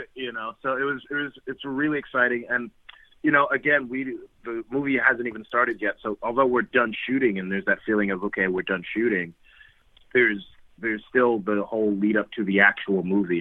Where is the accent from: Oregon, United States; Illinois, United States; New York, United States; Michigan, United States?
New York, United States; New York City; moved away; my hometown of, from Brooklyn